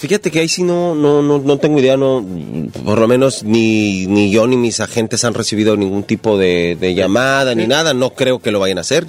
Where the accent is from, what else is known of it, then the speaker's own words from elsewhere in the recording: Ecatepec, State of Mexico, Mexico; Yo soy de la Ciudad de México, de Catepec.